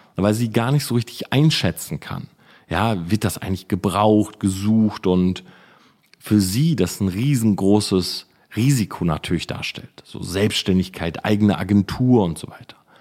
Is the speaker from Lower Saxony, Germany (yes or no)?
yes; Delmhorst, Lower Saxony, Germany; ich komme ja aus Delmhorst, aber nebendran ist so Sandhausen, Wildeshausen und so